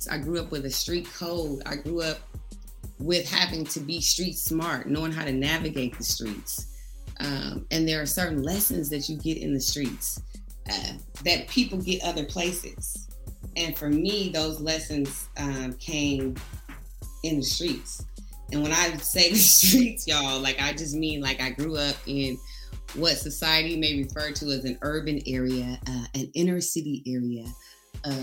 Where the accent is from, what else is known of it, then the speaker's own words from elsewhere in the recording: Oakland, California, United States; also born or lived in Richmond, California; growing up in Richmond, growing up in Oakland